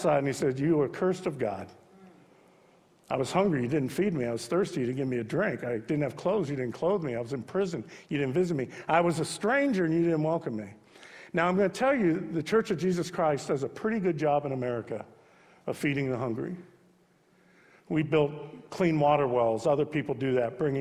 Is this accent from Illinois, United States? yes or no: no; Youngstown, Ohio, United States; I'm from Youngstown